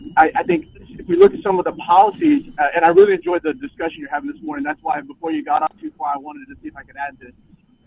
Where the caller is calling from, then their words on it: Austin, Texas, United States; I'm calling from the Austin, Texas area.